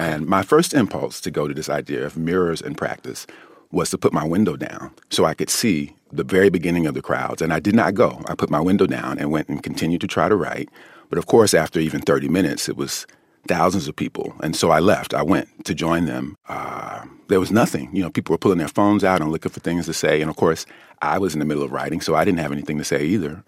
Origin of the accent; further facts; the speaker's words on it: United States; as an American